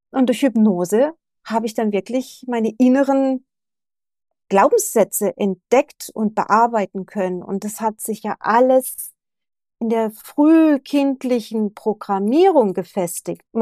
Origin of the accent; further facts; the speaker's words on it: Germany; moved away as an adult; now in Japan; also ich bin ja auch sehr früh mit 23, 24 bin ich aus Deutschland weg, bin nach Japan und habe ja alles zurückgelassen in Deutschland.